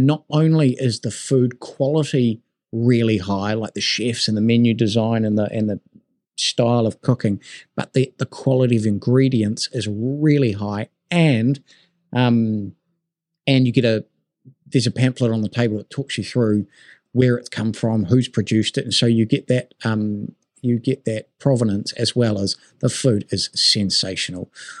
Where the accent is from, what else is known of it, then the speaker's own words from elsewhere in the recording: Christchurch, Canterbury, New Zealand; also born or lived in Auckland; I'm from Christchurch as well as Auckland.